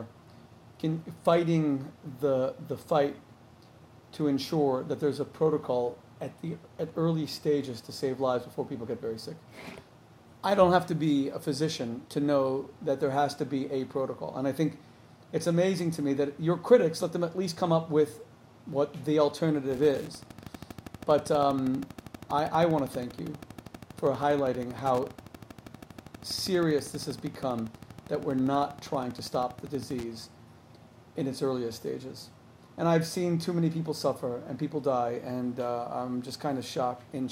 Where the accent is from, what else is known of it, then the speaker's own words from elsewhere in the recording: Miami, Florida, United States; now in New Jersey, United States; I'm from Miami. My whole family still lives in Miami